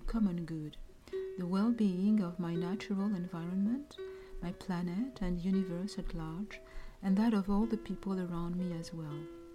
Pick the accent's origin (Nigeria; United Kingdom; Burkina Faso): Burkina Faso; now in Montreal, Canada; I am originally from Burkina Faso in West Africa. I live in Montreal, Canada